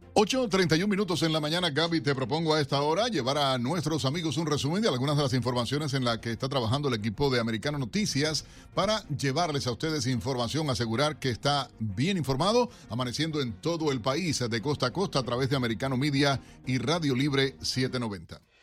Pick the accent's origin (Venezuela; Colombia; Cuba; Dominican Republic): Cuba; moved away; Somos cubanos, americanos con mucha honra